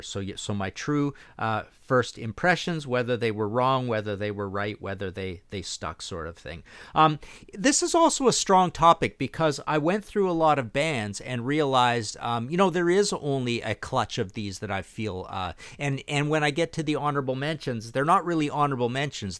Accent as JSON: {"language": "English", "country": "Canada", "said": "being Canadian, being next to the States, being thirteen, being kids"}